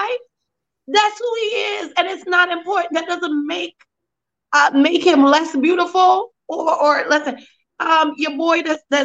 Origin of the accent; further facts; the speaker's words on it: Trinidad & Tobago; I'm Trinidadian